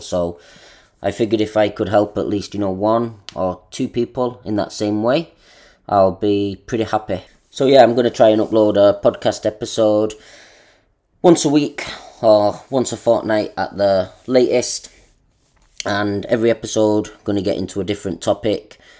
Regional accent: Manchester, North West England, United Kingdom; moved away as an adult; also born or lived in Australia; now in Japan; I am from England, Manchester. Now, I'm living in Japan

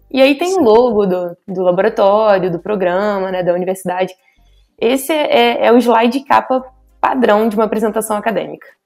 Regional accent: Rio de Janeiro, Brazil; eu sou carioca, né? Carioca da gema.

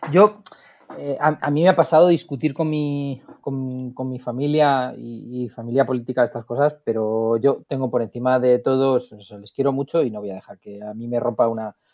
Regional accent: Madrid, Community of Madrid, Spain; lo que pasa es que luego también es del Barça y yo soy de Madrid

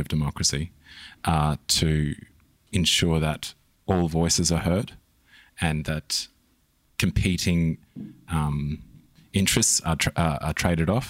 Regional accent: Christchurch, Canterbury, New Zealand; moved away; also born or lived in Australia; I was born in New Zealand. Right. Whereabouts? Christchurch.

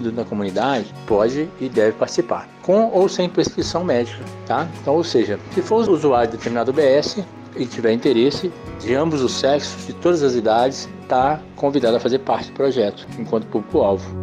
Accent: Rio de Janeiro, Brazil; eu sou do Rio de Janeiro, eu vim para cá morar aqui, na casa do meu filho

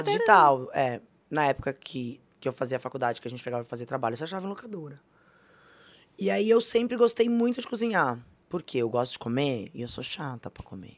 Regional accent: Brazil; o país que a gente vive, mas eu sou brasileira

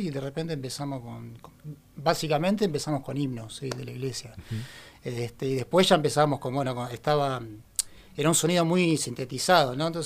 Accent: Merlo, Buenos Aires Province, Argentina; also born or lived in Ituzaingó / Castelar; Nací en Buenos Aires. Eh, bien. en la ciudad de eh, Merlo. Después me mudé a Ituzaingó. Eh, y después ya me mudé a Castelar y ahí quedé

